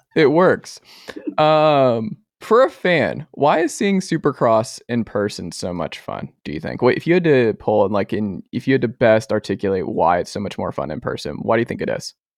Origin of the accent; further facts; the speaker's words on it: Atlanta, Georgia, United States; moved away; I'm from Atlanta originally